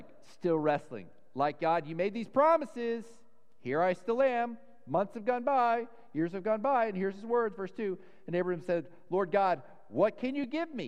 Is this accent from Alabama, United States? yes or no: no; Dallas, Texas, United States; I grew up in Dallas.